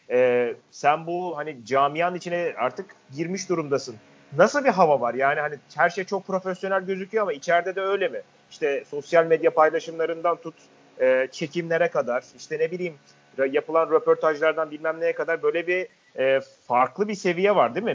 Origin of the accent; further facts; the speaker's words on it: Mersin, Turkey; Bizim Mersin'de e, 2013'tü galiba. E, Akdeniz oyunları vardı.